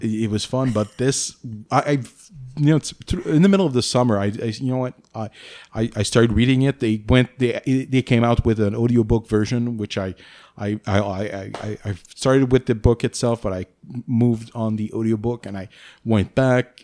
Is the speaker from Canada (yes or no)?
yes; Canada; accent: French-Canadian; English is a second language; I'm French Canadian